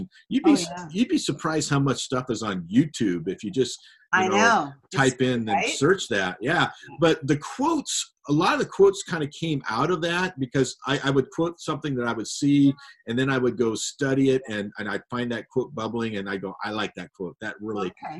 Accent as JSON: {"language": "English", "region": "Montana", "country": "United States", "tie": "born or raised there", "said": "I grew up in Montana."}